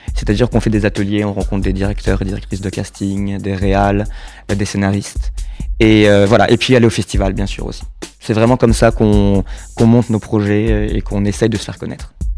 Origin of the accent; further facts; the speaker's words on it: Saint-Jean-d'Angély, Nouvelle-Aquitaine, France; moved away as an adult; also born or lived in La Rochelle / Malaga, Spain / United States / New Zealand; now in Paris, France; je suis né à Saint-Jean d'Angély et j'ai vécu aussi à La Rochelle pendant très longtemps